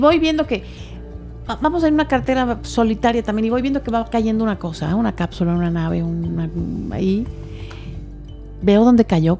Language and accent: Spanish; Mexico; somos los mexicanos